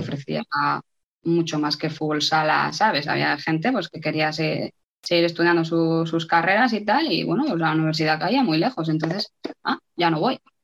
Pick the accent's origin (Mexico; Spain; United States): Spain; moved away as an adult; also born or lived in Logroño / Burela / Italy; hace muchos años que me fui de España